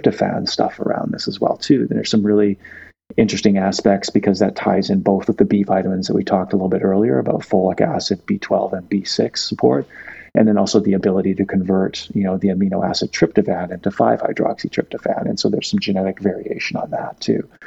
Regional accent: Victoria, British Columbia, Canada; I grew up in Victoria on Vancouver Island

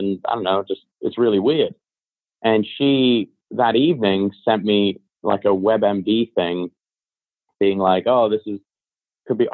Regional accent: Beverly Hills, California, United States; growing up in Hollywood and like, I mean, well, really in like Beverly Hills

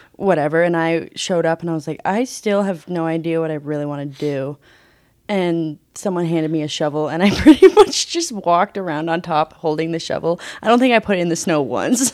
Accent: Alma, Colorado, United States; moved away as an adult; now in Salt Lake City, United States; I'm from South Park, Colorado. Grew up in Alma at ten thousand feet

